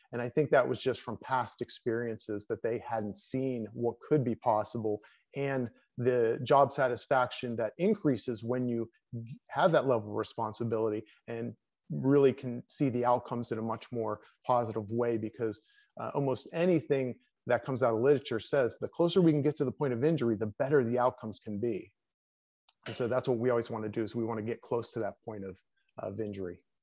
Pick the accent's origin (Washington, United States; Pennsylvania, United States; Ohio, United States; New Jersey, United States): Pennsylvania, United States; moved away as an adult; also born or lived in New York / Colorado Springs; I came back to my home state of Pennsylvania